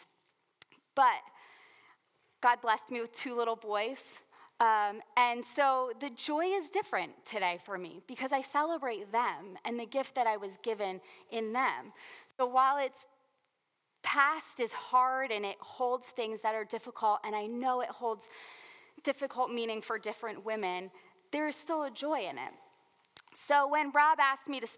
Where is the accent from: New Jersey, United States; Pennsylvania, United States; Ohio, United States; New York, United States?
New Jersey, United States; I grew up in New Jersey. We like colorful language here, right?